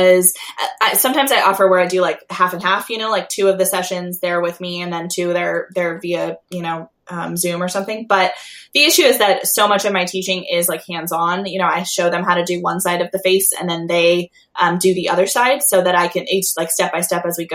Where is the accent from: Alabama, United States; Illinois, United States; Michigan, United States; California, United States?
California, United States; Long Beach; now in La Verne, United States; I grew up in Long Beach. That's where I'm from.